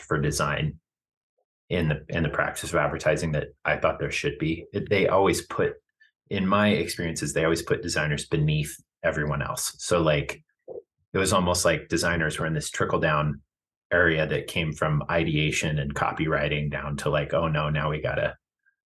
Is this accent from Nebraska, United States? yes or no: yes; Kearney, Nebraska, United States; moved away as an adult; now in Fort Collins, United States; born in Kearney and raised in Kearney. So like I was in my hometown going to school